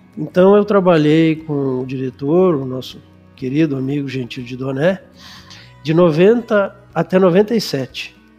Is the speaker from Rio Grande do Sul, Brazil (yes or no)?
yes; Canoas, Rio Grande do Sul, Brazil; also born or lived in Porto Alegre; eu sou gaúcho, nascido em Porto Alegre, mas criado em Canoas